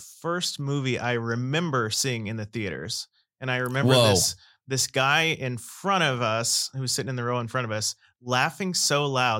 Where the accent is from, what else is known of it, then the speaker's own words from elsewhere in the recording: Oklahoma, United States; I'm from Oklahoma